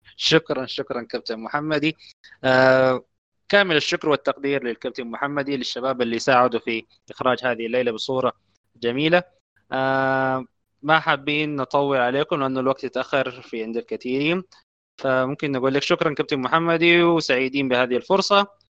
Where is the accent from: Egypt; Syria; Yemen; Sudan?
Sudan; عندنا في السودان